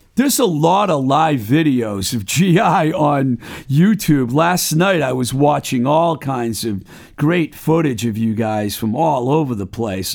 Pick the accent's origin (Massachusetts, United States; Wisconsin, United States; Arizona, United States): Massachusetts, United States; Webster; also born or lived in Somerville, Massachusetts; the Book Lovers Gourmet in my hometown of Webster.